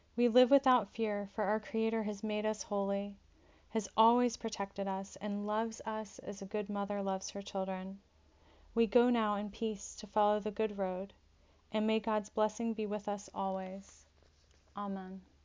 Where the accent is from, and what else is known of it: United States